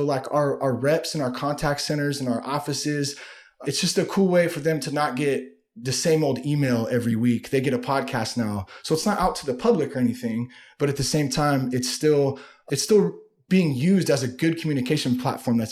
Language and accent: English; Vacaville, California, United States; also born or lived in Vallejo, California / Napa, California; I grew up in the Bay Area, Solano County. I was born in Vallejo and I have some family from Napa and lived in Napa a little bit when I was a kid. And then for the most part though, I grew up in Vacaville